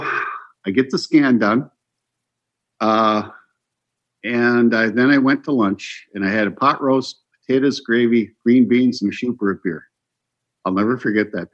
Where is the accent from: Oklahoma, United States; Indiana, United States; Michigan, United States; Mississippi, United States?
Michigan, United States; Upper; We're from Upper Michigan